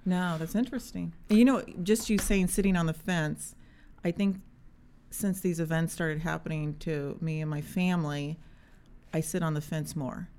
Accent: Indiana, United States; I am a mom from Indiana

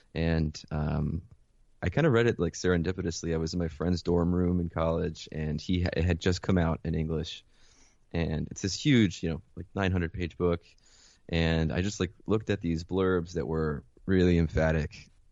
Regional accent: Mount Vernon, New York, United States; also born or lived in Caracas, Venezuela / Philadelphia; I was born in Caracas, Venezuela. Um, my mother was American, my father is, uh, Venezuelan. And, um, yeah, I was born and raised there until I was eight. And then I moved, uh, with my mother to Mount Vernon

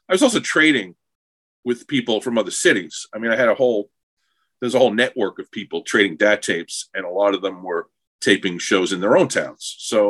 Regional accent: New York, United States; As a New Yorker, or, you know, Long Islander with access to New York culture

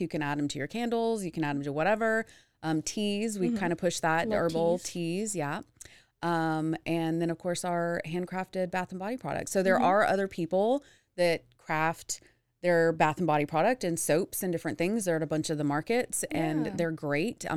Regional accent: Dallas, Texas, United States; moved away as an adult; also born or lived in Houston, Texas; now in Waco, United States; growing up in Dallas Fort Worth, I went to high school there

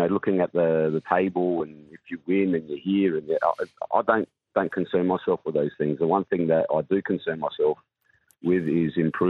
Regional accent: South Australia, Australia; it's been in Adelaide for a long time, because I'm South Australian.

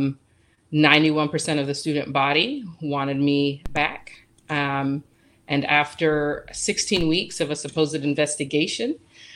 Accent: Atlanta, Georgia, United States; moved away as an adult; now in California, United States; I'm from Atlanta, so I'm a child of the civil rights movement

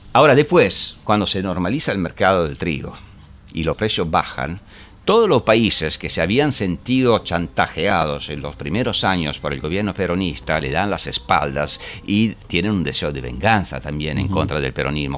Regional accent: Italy; yo vengo de Italia, ah. hemos tenido 20 años de berlusconismo

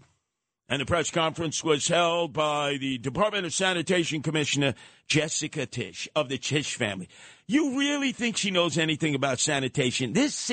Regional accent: Canarsie, New York, United States; not far from where I grew up in Canarsie. Canarsie's on the other side of the tracks at Linden Boulevard.

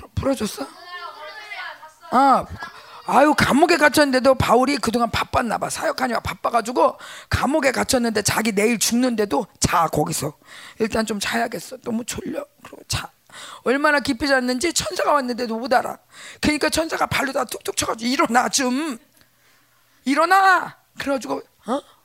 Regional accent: South Korea

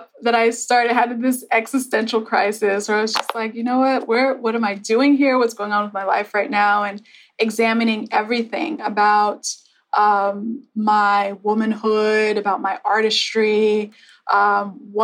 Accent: Texas, United States; moved away; also born or lived in Liberia (ancestry) / New York; I would initially say Texas

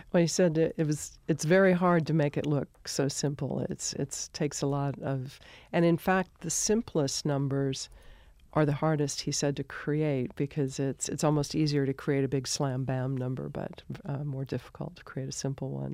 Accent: Colorado, United States; moved away as an adult; also born or lived in California; I grew up in Colorado

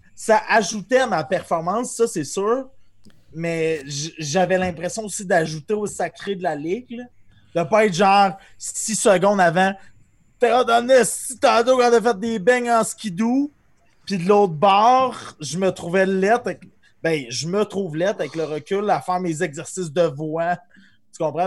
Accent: Amos, Quebec, Canada; on vient d'Amos

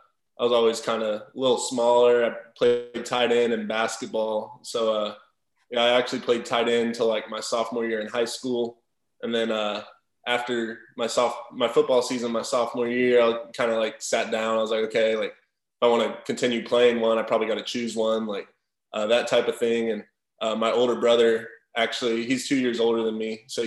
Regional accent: Frisco, Texas, United States; So, yeah, I grew up in Frisco, Texas my whole life. Went to Frisco High, like you said.

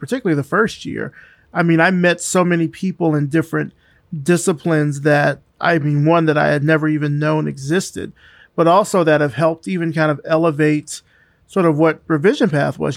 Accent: Selma, Alabama, United States; I'm from Selma

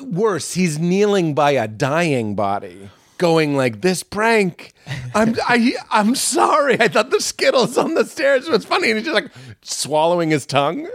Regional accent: Boston, Massachusetts, United States; we're from Boston, so it was just, like, so cool to be Irish

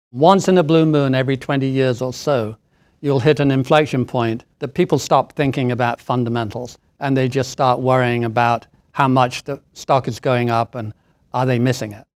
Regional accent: Doncaster, Yorkshire and the Humber, United Kingdom; moved away as an adult; also born or lived in Hertfordshire; now in Boston, United States; the family moved up to stay with our grandparents in the north of England in a coal mining town called Doncaster

